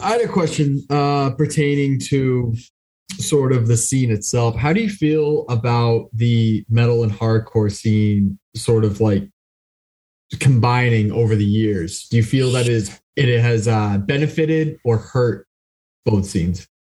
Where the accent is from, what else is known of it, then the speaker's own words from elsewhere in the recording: Boston, Massachusetts, United States; I'm from the Boston area